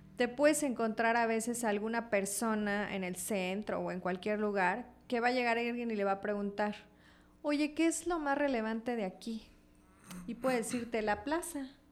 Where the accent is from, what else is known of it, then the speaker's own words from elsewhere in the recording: Comitán, Chiapas, Mexico; los que somos comitecos pero chiapanecos